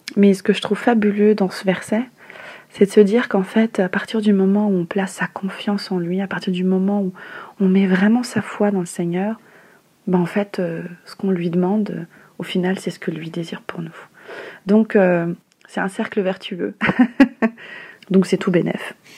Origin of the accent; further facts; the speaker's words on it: Madagascar; now in Paris, France; je suis malgache